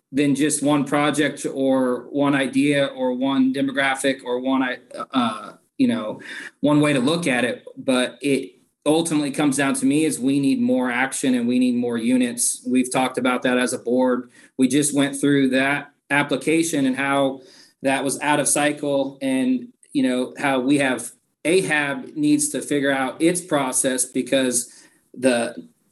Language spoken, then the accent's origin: English; Lawrence, Kansas, United States; I was born and raised here in Lawrence